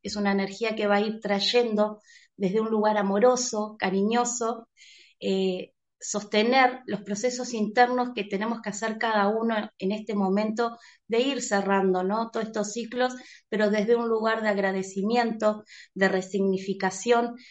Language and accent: Spanish; Uruguay; estoy en Uruguay, eh, nací en Uruguay